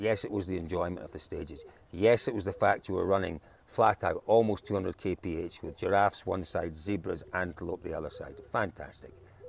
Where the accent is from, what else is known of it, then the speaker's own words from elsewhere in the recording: Scotland, United Kingdom; as a Scotsman